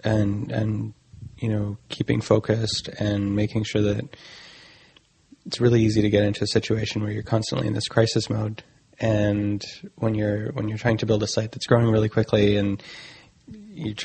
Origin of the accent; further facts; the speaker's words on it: Vancouver, British Columbia, Canada; moved away; originally I'm from Vancouver in Canada